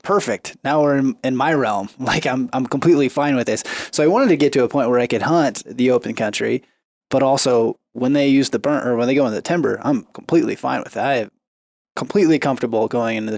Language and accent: English; Oregon, United States; growing up in Oregon